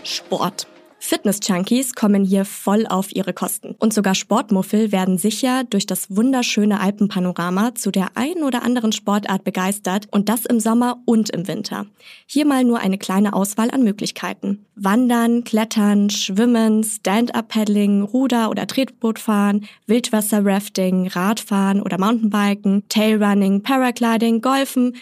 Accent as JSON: {"language": "German", "town": "Garmisch-Partenkirchen", "region": "Bavaria", "country": "Germany", "tie": "born or raised there", "said": "Meine Heimat, Garmisch-Partenkirchen"}